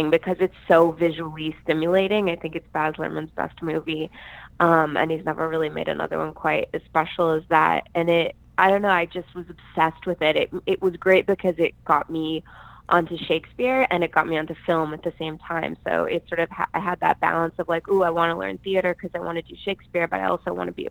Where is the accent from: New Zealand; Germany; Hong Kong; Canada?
Canada; Calgary, Alberta; also born or lived in Vancouver; now in Los Angeles, United States; I grew up in Calgary, Alberta, Canada, Prairie Town. So I'm very Canadian